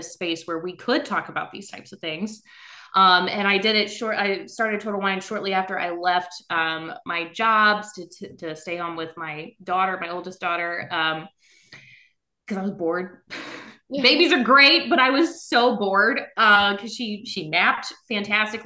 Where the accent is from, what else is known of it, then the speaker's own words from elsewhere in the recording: South Louisiana, United States; now in Northern Virginia, United States; I'm originally from South Louisiana